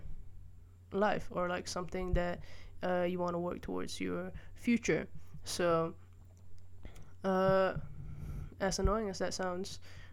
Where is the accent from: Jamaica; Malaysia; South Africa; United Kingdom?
Malaysia; I grew up primarily in Malaysia